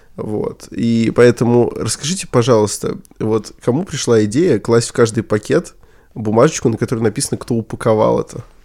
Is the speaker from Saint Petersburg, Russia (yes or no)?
yes; Saint Petersburg, Russia; я из Санкт-Петербурга